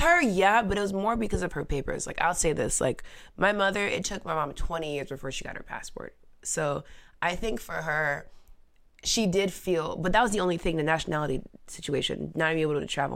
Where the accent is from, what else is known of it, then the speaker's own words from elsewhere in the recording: United States; also born or lived in Mauritania; I was born here. I was r, predominantly raised here